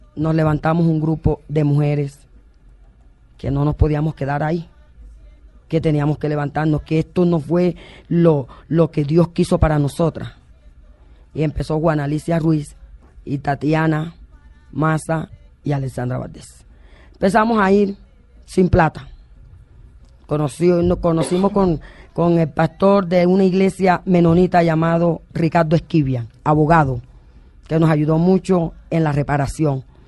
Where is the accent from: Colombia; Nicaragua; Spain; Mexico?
Colombia; San Cristóbal, Bolívar; also born or lived in Mampuján, Bolívar; de otro pueblo de Bolívar llamado San Cristóbal, cerquita de Carmen de Bolívar